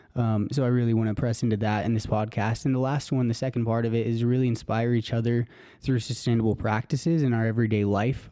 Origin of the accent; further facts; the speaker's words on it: Elizabeth, Colorado, United States; moved away as an adult; also born or lived in Aurora, Colorado / Stanford University, California; I'm from Colorado. I was, um, born out in Aurora, Colorado, actually, and moved out to Elizabeth when I was, I think, in second grade, actually.